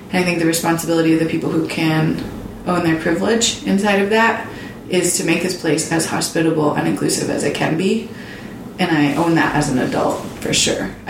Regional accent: Lander, Wyoming, United States; Growing up in Lander was awesome.

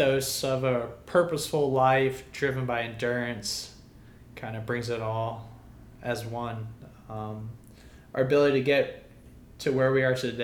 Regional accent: Mathews County, Virginia, United States; born and raised in Matthews County, Virginia, 81 square miles, no stoplights

